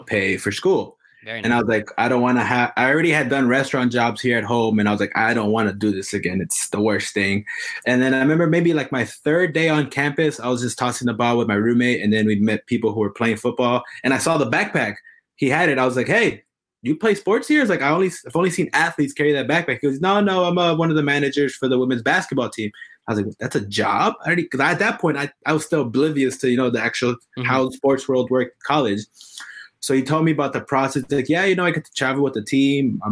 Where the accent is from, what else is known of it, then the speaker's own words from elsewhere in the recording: Los Angeles, California, United States; I'm born and raised in Los Angeles, specifically in Hollywood.